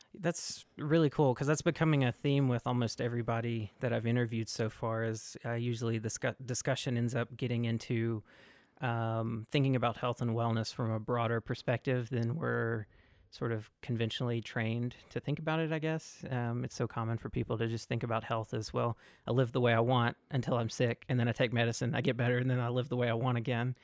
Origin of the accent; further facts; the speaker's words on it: Mississippi, United States; moved away; I'm originally from Mississippi